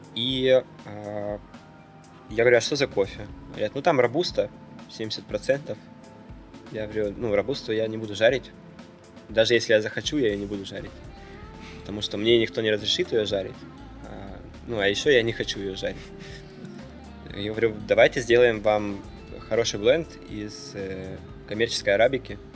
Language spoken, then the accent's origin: Russian; Kharkiv, Kharkiv Oblast, Ukraine; born or raised there; moved away